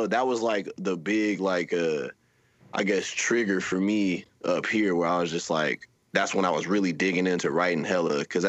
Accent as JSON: {"language": "English", "town": "Topeka", "region": "Kansas", "country": "United States", "also_born_or_lived": "Georgia / Los Angeles / Florida", "said": "I'm originally from the Midwest, Topeka, Kansas. That's Top City, shout out."}